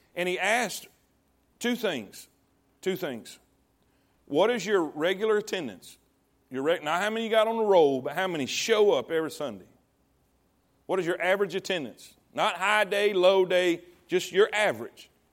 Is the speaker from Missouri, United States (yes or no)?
no; Coleman, Texas, United States; this is my hometown. This is Coleman